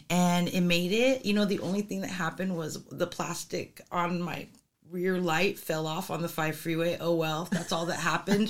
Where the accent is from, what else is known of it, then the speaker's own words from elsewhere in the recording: Los Angeles, California, United States; If I'm truly from California, I'm from Los Angeles